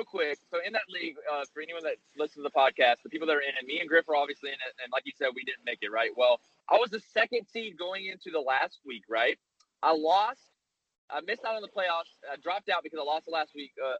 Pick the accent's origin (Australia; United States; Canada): United States; the South; I'm from the South